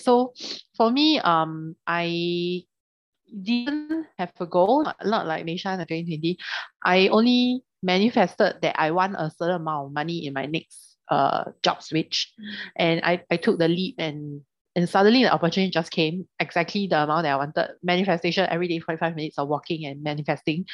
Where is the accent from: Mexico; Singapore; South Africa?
Singapore; we come from Singapore